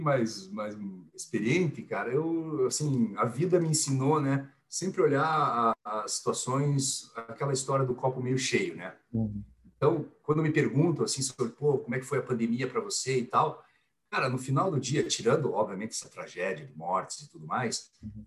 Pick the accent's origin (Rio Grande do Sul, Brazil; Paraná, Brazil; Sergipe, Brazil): Paraná, Brazil; Curitiba; eu sou nascido e criado em Curitiba, então sou curitibano, paranaense.